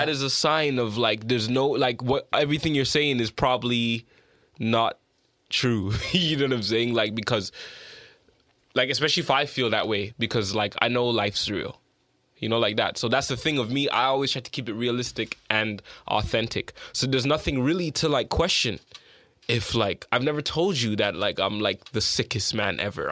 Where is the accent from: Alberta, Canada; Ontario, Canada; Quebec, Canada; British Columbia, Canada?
Ontario, Canada; Toronto; moved away as an adult; also born or lived in United Kingdom; I'm from Don Mills, always been there from forever